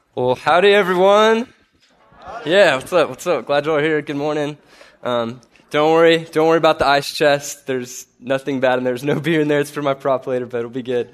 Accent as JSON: {"language": "English", "town": "Corpus Christi", "region": "Texas", "country": "United States", "said": "I'm from Corpus Christi, graduated with history degree in two thousand eleven"}